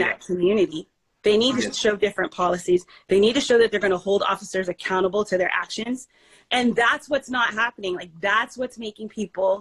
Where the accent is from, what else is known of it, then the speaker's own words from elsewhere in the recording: Canada; also born or lived in Belize; now in United States; we grew up in Canada, spent our childhood there